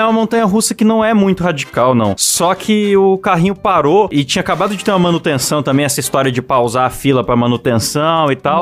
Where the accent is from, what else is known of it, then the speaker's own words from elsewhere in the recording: Bauru, São Paulo, Brazil; Eu sou de Bauru